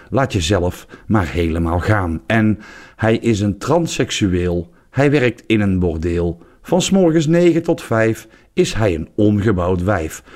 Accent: southern Netherlands, Netherlands; ik kom uit het zuiden van Nederland

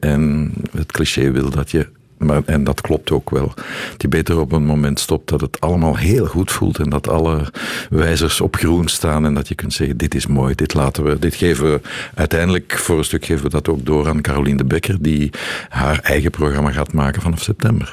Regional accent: Brussels, Brussels-Capital Region, Belgium; accent: Brussels; dat Brussels accent, ja, ik ben Brusselaar.

